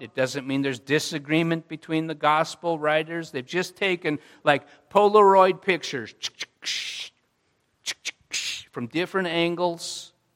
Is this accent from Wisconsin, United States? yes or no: yes; Jackson, Wisconsin, United States; I grew up in Jackson, Wisconsin.